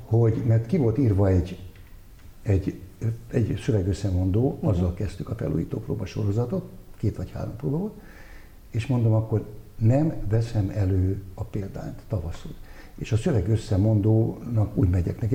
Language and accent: Hungarian; Budapest, Hungary; én újpesti gyerek lévén, hát mi, mi utcán nőttünk fel